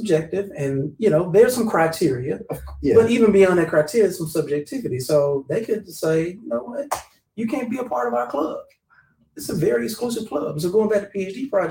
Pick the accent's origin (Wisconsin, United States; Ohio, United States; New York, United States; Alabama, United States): Alabama, United States; Birmingham; I came from Inslee. I came from Wildham. I didn't come from a whole lot